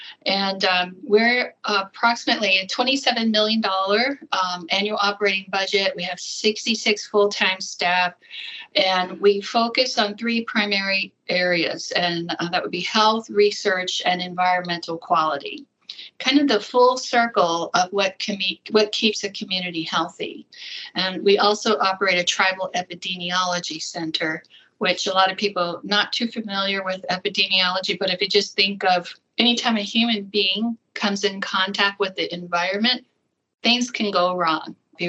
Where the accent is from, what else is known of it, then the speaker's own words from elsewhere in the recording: Accokeek, Maryland, United States; moved away as an adult; now in Arizona, United States; I grew up in Southern Maryland